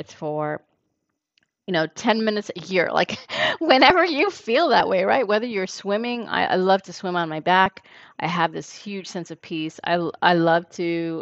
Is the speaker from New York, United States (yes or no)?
yes; New York City, New York, United States; growing up in New York City